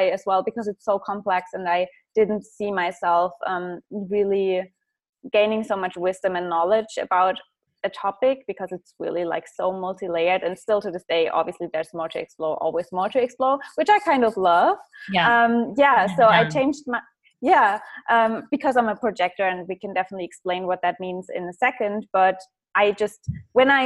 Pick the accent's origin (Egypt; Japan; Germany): Germany; English is a second language; I come from a small town